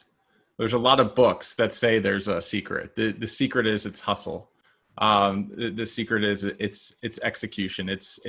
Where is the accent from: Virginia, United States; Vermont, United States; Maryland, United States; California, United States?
Maryland, United States; You know, I grew up in Maryland, and so we had all the seasons